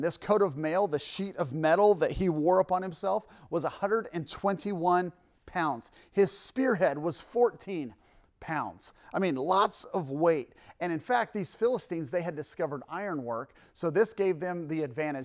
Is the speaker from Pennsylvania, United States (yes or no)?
no; Idaho, United States; here in Idaho. And, uh, this is where I am from